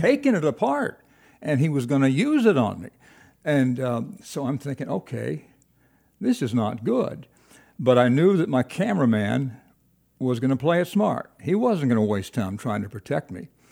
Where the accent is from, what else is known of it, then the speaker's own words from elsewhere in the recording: Kingsport, Tennessee, United States; moved away as an adult; also born or lived in Evanston / Nashville / Baton Rouge; I was from Tennessee. I grew up in Kingsport